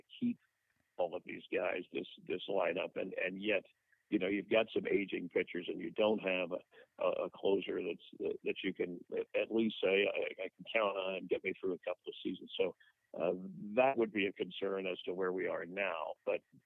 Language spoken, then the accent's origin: English; South Florida, United States; I grew up in South Florida